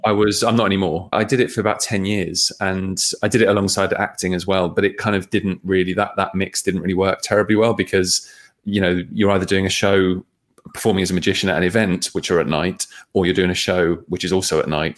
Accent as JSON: {"language": "English", "town": "Bedford", "region": "East of England", "country": "United Kingdom", "tie": "born or raised there", "said": "I grew up in Bedford"}